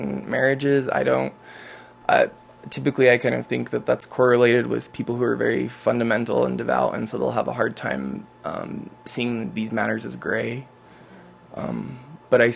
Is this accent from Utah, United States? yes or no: yes; Utah, United States; I'm a native Utahn, born and raised, devout Mormon